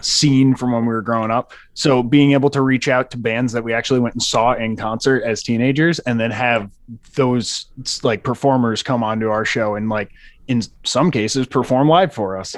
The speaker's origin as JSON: {"language": "English", "region": "New York", "country": "United States", "tie": "born or raised there", "said": "I grew up in New York"}